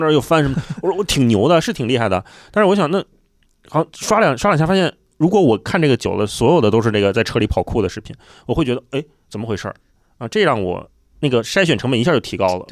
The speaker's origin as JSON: {"language": "Chinese", "region": "Beijing", "country": "China", "tie": "born or raised there", "said": "虽然我是出生在北京，但是我爸妈不是北京人"}